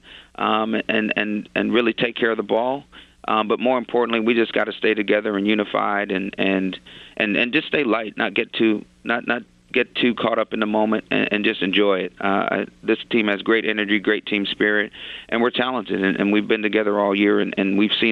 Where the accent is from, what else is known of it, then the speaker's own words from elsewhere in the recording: Alabama, United States; especially being an African-American and growing up in Alabama